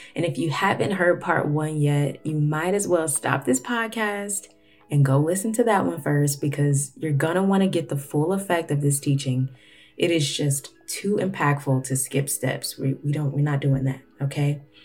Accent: Florida, United States; now in Atlanta, United States; Florida, which is where I'm actually from. I currently live in Atlanta, but I was born in Florida

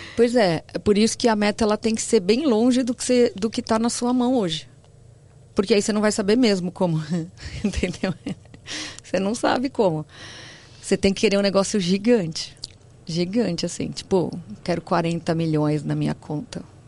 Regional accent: São Paulo, Brazil; also born or lived in Santo André; Eu sou de São Paulo, mas eu fui para Santo André e voltei

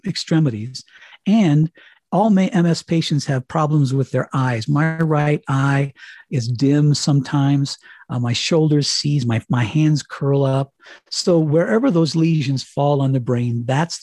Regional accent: Colorado, United States; moved away as an adult; also born or lived in Miami; I was in Colorado living in my hometown. I came home here because I figured my high school friends were still in town

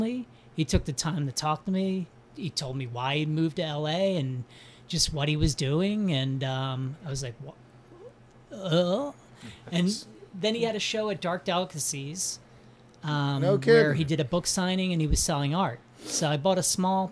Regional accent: New Jersey, United States; moved away as an adult; also born or lived in Philadelphia, Pennsylvania / Chicago; now in Los Angeles, United States; Originally born in Philly, raised in South Jersey, then spent some of my adult life in Center City

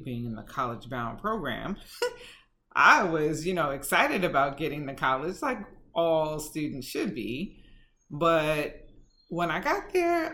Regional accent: New York City, New York, United States; I grew up in Bedford-Stuyvesant, Brooklyn, back in the day

